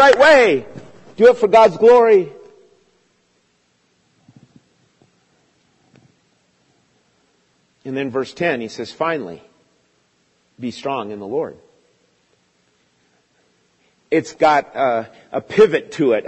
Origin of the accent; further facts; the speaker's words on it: United States; growing up in America